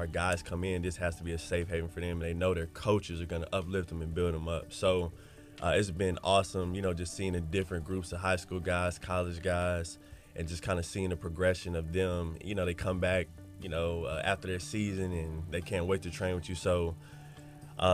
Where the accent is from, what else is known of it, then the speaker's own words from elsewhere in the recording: Pasadena, California, United States; moved away; I was born in Pasadena